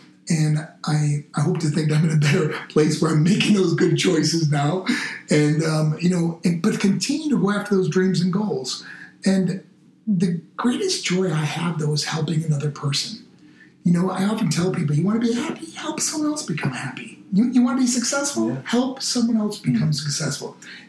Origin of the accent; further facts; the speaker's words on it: Macon, Georgia, United States; And I'm from Macon, Georgia, like where … was from, you know.